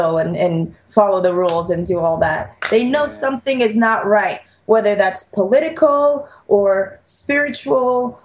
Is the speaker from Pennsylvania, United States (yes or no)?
no; New York, United States; growing up in New York